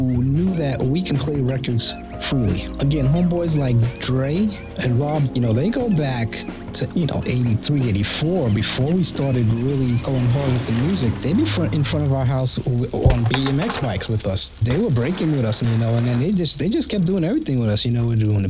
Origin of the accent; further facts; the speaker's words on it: Long Beach, New York, United States; also born or lived in Mount Vernon / England; Growing up in Long Beach, we didn't have a lot